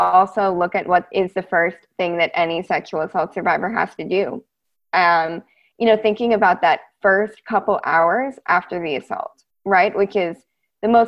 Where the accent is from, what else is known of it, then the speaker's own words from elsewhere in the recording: United States; also born or lived in Edinburgh, Scotland; being in Scotland as an American citizen